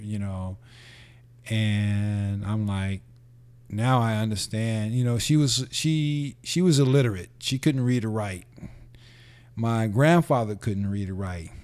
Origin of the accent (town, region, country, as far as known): San Francisco, California, United States; born or raised there; also born or lived in Los Angeles